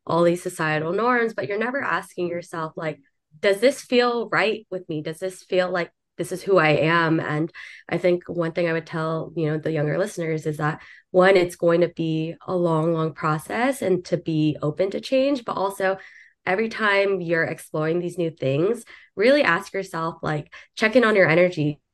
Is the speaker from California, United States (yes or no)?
yes; Southern California, United States; now in New York City, United States; originally from Southern California, moved over to New York City